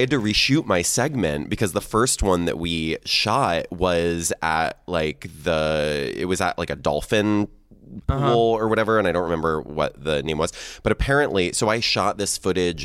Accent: Seattle, Washington, United States; I'm from Seattle

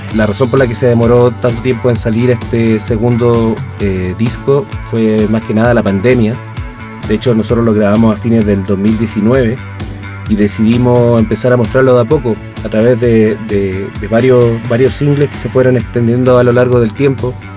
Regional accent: Chile; moved away as an adult; now in Mexico; nosotros somos chilenos también en el extranjero

